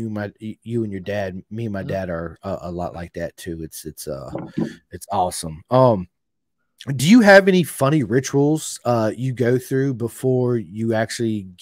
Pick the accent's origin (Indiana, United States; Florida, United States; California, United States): Florida, United States; I grew up in Florida